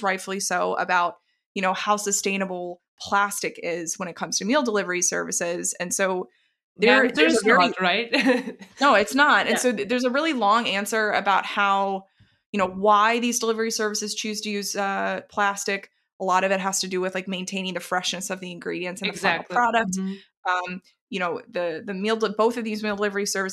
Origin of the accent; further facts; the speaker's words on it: the South, United States; moved away; I was originally from the South